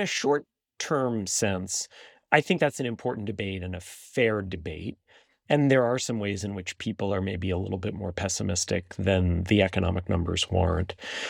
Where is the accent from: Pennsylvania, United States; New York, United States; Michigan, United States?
New York, United States; moved away as an adult; now in Washington, D.C., United States; I'm a New Yorker